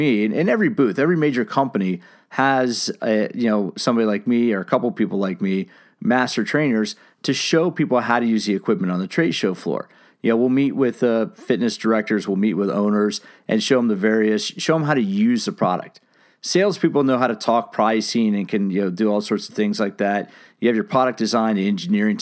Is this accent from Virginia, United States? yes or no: no; San Diego, California, United States; from my hometown, San Diego, California